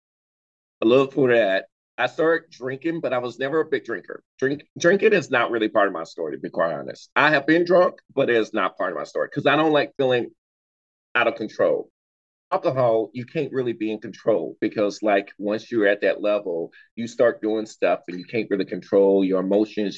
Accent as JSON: {"language": "English", "region": "North Carolina", "country": "United States", "tie": "born or raised there", "moved": "yes", "lives_now": "Los Angeles, United States", "said": "I'm from North Carolina, and growing up in the South"}